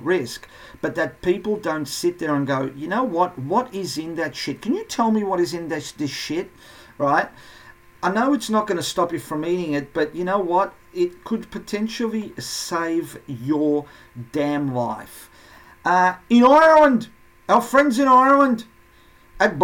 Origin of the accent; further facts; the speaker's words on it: Portugal; moved away; my home country, Portugal